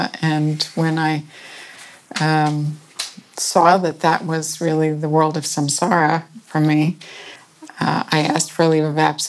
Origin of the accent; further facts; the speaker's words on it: Westport, Connecticut, United States; Westport, Connecticut. I was born, and my parents were not very young when they married each other